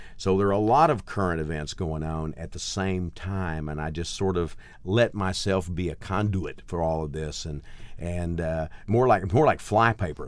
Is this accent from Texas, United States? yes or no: yes; Gladewater, Texas, United States; also born or lived in Mount Enterprise, Texas / Nacogdoches, Texas; I grew up in a place called Gladewater, which is a uh, even smaller is about four thousand, uh, people